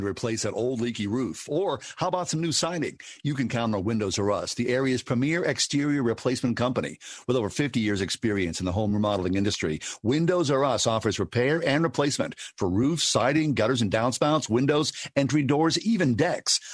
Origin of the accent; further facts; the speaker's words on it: Swissvale, Pennsylvania, United States; moved away; also born or lived in New York City; as a young kid growing up in Swissvale